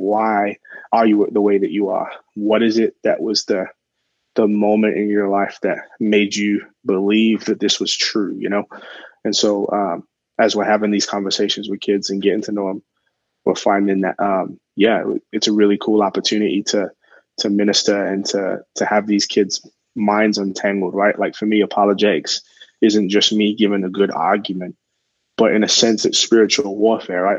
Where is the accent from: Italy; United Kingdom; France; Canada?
United Kingdom; England; moved away; I'm originally from England